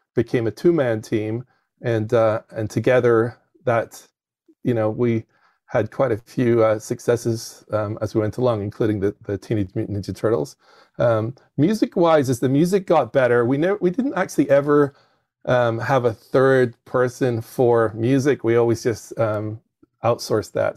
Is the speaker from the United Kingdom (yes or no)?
yes; United Kingdom; moved away as an adult; now in United States; I'm from the United Kingdom